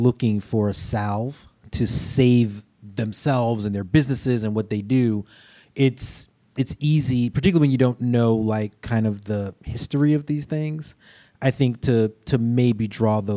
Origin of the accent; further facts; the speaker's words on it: New York City, New York, United States; I'm a New York kid. I grew up in Brooklyn